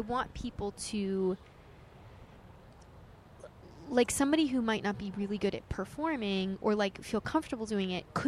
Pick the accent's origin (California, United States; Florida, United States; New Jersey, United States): New Jersey, United States; Knowlton; now in New York, United States; I grew up in Warren County, New Jersey. So, Knowlton, New Jersey. It's, like, very country.